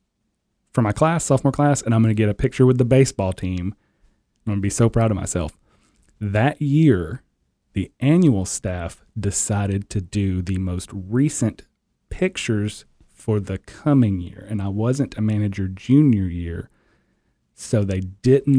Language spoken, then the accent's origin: English; Portland, Tennessee, United States; growing up in Portland, Tennessee, the strawberry capital of the world.